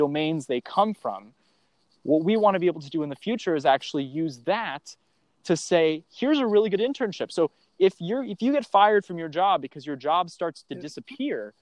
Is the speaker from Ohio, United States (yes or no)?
yes; Cleveland, Ohio, United States; I grew up in Ohio, near Cleveland